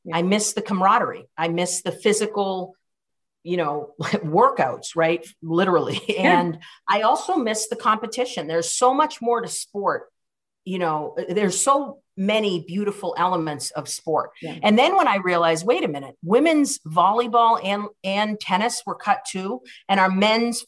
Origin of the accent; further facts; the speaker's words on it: Cambridge, Massachusetts, United States; also born or lived in Boston; I was born in Boston, but I was raised in Cambridge